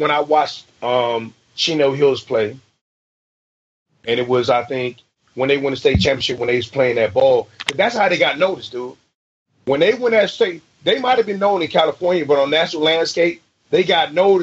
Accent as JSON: {"language": "English", "country": "U.S. Virgin Islands", "also_born_or_lived": "Oklahoma City / Trinidad", "moved": "yes", "lives_now": "San Francisco Bay Area, United States", "said": "I'm from St. Croix. My mom and them from Trinidad"}